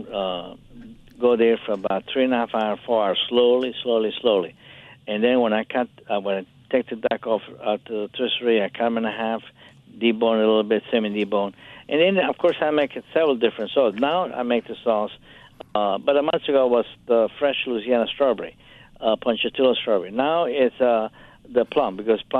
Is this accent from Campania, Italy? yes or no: yes; Capri, Campania, Italy; moved away; in Italy, where I grew up in Capri, around the Naples Bay and Sorrento.